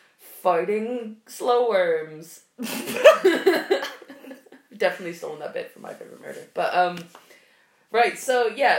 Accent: Pennsylvania, United States; I'm from Pennsylvania.

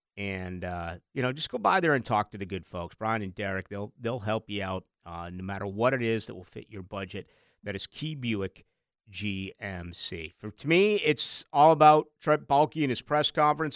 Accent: Boston, Massachusetts, United States; now in Florida, United States; I'm from Boston

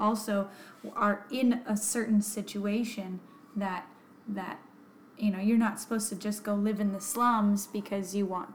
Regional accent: United States; Being American

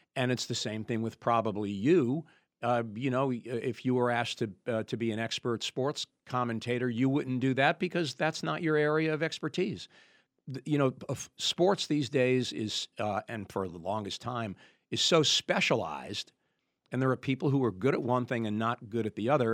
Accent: New York, United States; moved away; I grew up right outside New York City

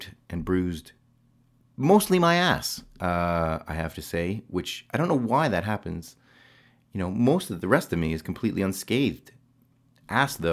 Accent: Canada; also born or lived in England; now in United Kingdom; being Canadian

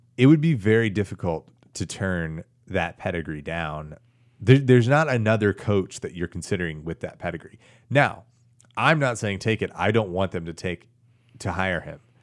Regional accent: Tyler, Texas, United States; my hometown of Tyler

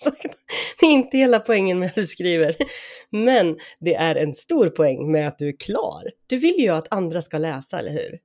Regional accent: Sweden; där jag är uppvuxen och numera återlever mitt liv

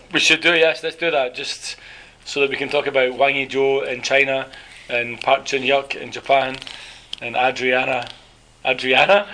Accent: Scotland, United Kingdom; now in South Korea; I'm the Scottish one.

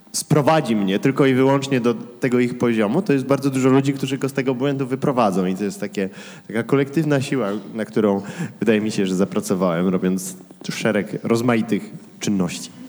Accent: Kraków, Lesser Poland, Poland; moved away; wychowałem się w sumie w Śródmieściu

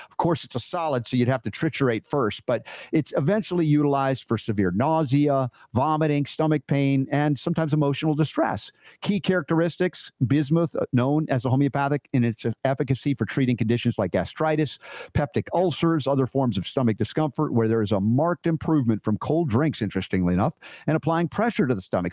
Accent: United States; growing up in America

